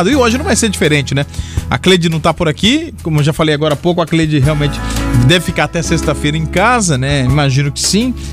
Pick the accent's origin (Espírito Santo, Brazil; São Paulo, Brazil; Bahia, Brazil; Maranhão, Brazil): Espírito Santo, Brazil; Serra; né? Eu sou da Serra, mas trabalho em Vila Velha.